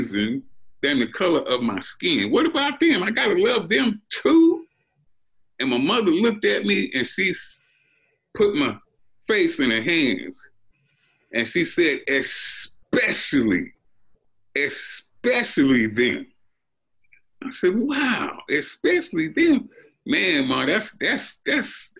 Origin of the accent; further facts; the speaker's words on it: Compton, California, United States; also born or lived in Pine Bluff, Arkansas; I was raised in Compton, but we started out in Arkansas, in Pine Bluff, Arkansas